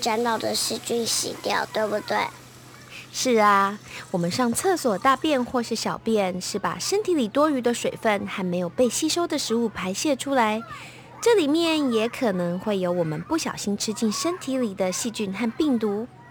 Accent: Taiwan; first language Taiwanese Hokkien; Chinese is a second language; 英文是我的第二语言，应该是说我的第三语言，我的母语是台语，然后中文，然后，然后这个是英文，从小读书就是用这样子的语言

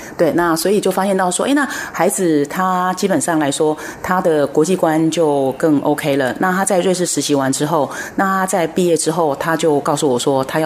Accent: Taiwan; 我们台湾这边

